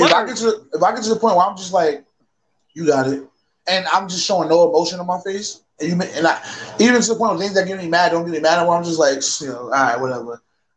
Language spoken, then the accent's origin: English; Alabama, United States; And I'm from Alabama, so you know what that means.